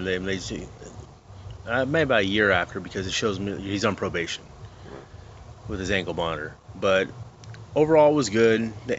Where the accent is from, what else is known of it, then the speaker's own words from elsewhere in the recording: Boston, Massachusetts, United States; I'm from Boston. I like the Sox.